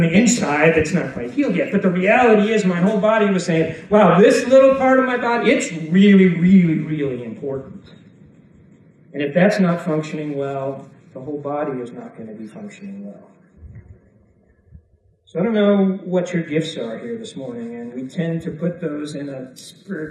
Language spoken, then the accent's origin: English; Chicago, Illinois, United States; I'm from Chicago